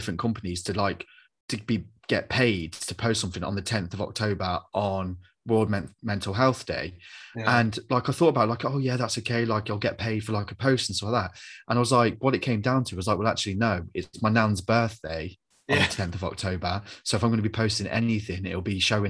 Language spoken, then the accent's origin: English; Coventry, West Midlands, United Kingdom; I'm this kid from Coventry